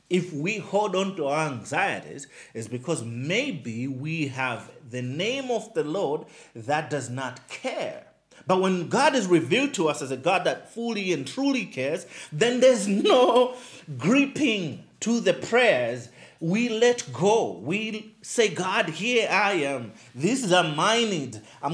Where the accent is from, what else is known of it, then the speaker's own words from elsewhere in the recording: Nkhotakota, Central Region, Malawi; now in Blantyre, Malawi; I stay in Blantyre. But I'm like, originally, I am from Nkota Kota. I am from Nchisi.